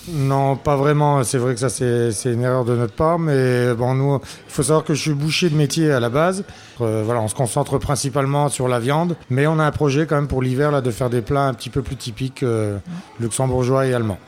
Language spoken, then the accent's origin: French; Cattenom, Grand Est, France; je suis natif du village, je suis natif de Catnam.